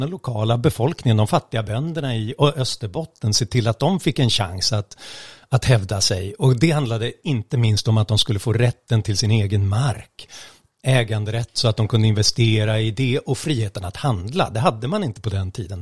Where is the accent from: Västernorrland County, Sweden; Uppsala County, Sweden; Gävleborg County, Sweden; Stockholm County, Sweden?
Stockholm County, Sweden; Stockholm; jag är stockholmare